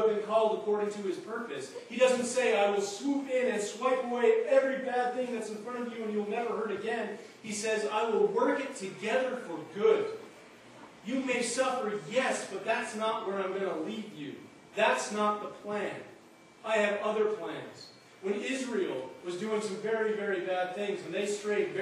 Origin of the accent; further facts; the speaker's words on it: Alberta, Canada; moved away; I grew up in Alberta where it's dry as a bone